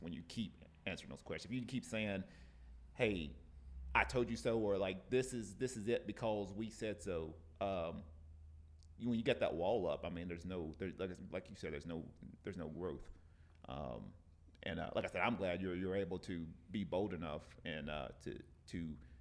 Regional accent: the South, United States; I'm from the South

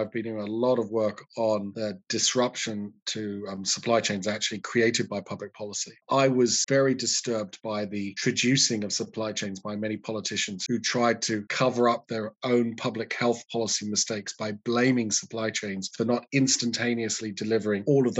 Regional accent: United Kingdom; But, you know, I don't want to trash my home country because there's all sorts of great stuff that happens in the UK.

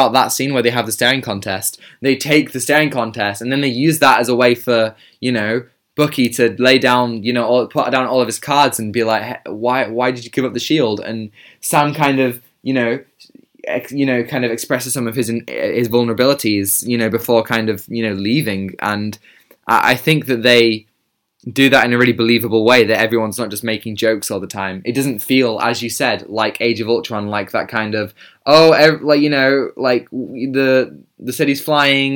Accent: United Kingdom; I am British

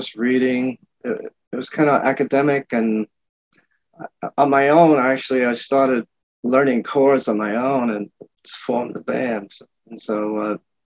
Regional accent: Hoboken, New Jersey, United States; also born or lived in Havana, Cuba / New York; now in Fort Lauderdale, United States; I was born in Havana and actually moved to you know, parents brought me to Hoboken, New Jersey, where I grew up for the first like teenage year, up to teenage years

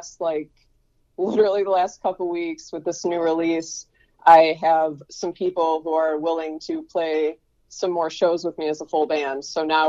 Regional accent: Buffalo, New York, United States; also born or lived in Fredonia; I went to Fredonia, and I came back to Buffalo. I'm from Buffalo.

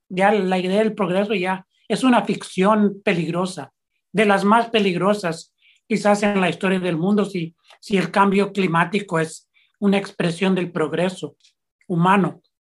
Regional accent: San Francisco, California, United States; also born or lived in El Salvador; Yo soy de padres salvadoreños, nací en San Francisco, California, y soy periodista

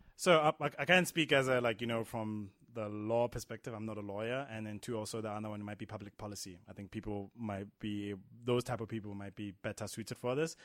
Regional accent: South Africa; as a South African

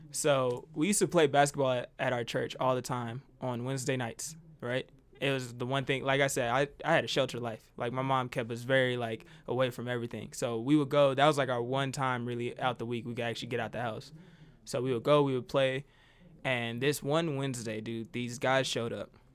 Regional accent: Decatur, Illinois, United States; now in Albuquerque, United States; I'm from Decatur, Illinois. Yeah, I think I'm a small town kid.

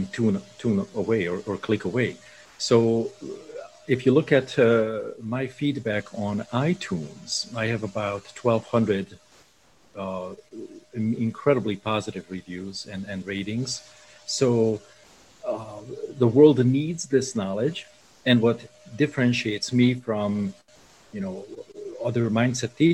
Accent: Budapest, Hungary; moved away; I was born in Budapest in Hungary

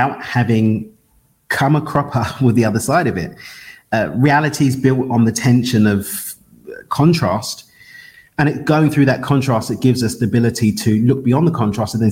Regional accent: London, United Kingdom; I'm born and raised in East London in the UK.

